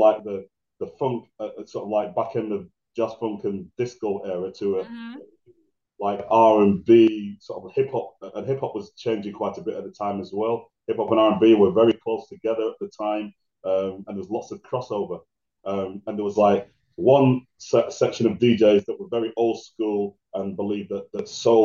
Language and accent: English; Bolton, North West England, United Kingdom; also born or lived in Manchester; I was born and raised in Bolton in the UK